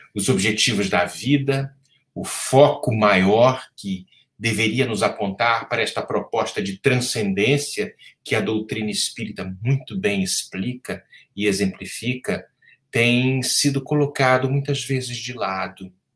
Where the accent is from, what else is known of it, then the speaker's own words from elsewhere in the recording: Rio de Janeiro, Brazil; no estado do Rio de Janeiro, meu estado natal, que amo profundamente